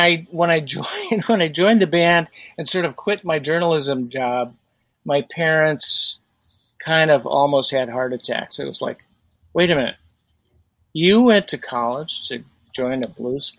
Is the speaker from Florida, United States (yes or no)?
no; Chicago, Illinois, United States; now in Portland, United States; I grew up in Chicago playing in a high school blues band